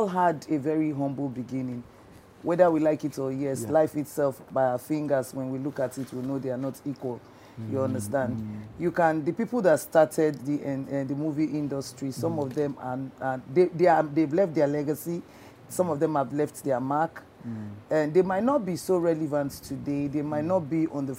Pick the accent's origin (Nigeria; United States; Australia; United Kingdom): Nigeria; Lagos; first language Idoma; English is a second language; also born or lived in Benue State / Delta State; I was born and brought up in Ajegunle, Nigeria, West Africa